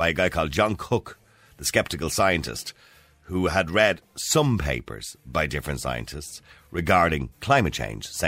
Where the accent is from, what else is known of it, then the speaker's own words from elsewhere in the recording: Dublin, Leinster, Ireland; when I started in secondary school, from Edenmore to the De La Salle College, about 2.5 miles